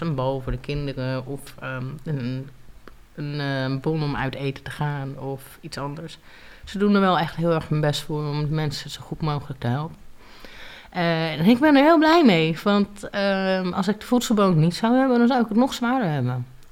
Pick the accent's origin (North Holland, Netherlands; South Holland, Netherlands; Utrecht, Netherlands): South Holland, Netherlands; Leiden; also born or lived in Groningen / United States / Dominican Republic / Portugal; ik ben geboren in Groningen. Eh, ik ben op mijn vijfde naar Leiden verhuisd samen met mijn moeder en met mijn vader. En eigenlijk heb ik eh, sindsdien in Leiden gewoond.